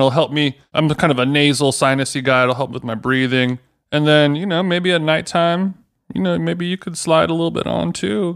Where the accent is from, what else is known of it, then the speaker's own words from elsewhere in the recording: Orange County, California, United States; growing up in Orange County